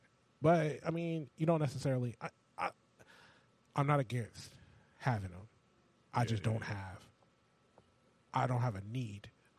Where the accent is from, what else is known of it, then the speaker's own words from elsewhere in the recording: California, United States; moved away; I'm from California